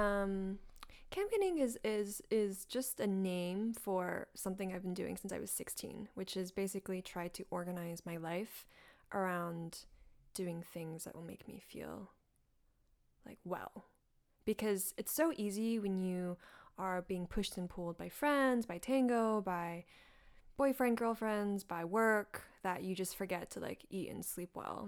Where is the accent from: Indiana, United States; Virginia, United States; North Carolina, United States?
North Carolina, United States; moved away as an adult; also born or lived in Hangzhou, China; now in New York, United States; I grew up in North Carolina, went to middle, like, elementary, middle, high school in North